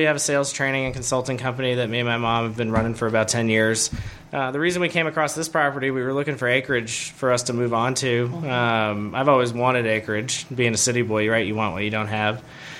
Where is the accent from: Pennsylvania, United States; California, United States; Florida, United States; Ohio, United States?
Florida, United States; Coral Springs; No, I'm originally from South Florida. I grew up in Coral Springs, Florida. Went to school at the University of Florida.